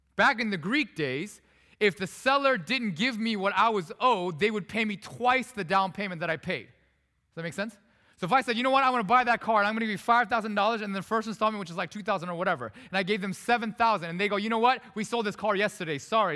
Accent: South Korea; also born or lived in Vancouver, Canada; now in United States; I was born in Korea. I'm not actually a U.S. born citizen, but I'm a citizen now.

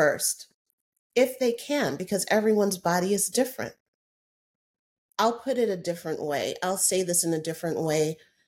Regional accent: United States; I'm an American

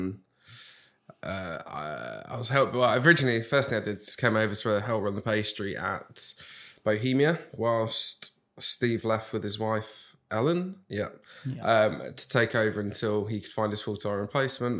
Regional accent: Nottingham, East Midlands, United Kingdom; now in Jersey; I'm from Nottingham.

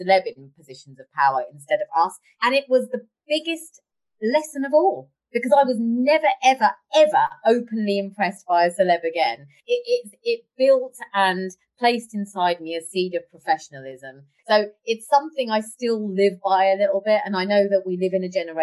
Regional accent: London, United Kingdom; I come from Harlesden and Southall

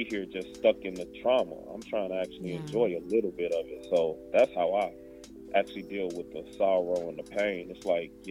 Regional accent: Chicago, Illinois, United States; I grew up in Chicago

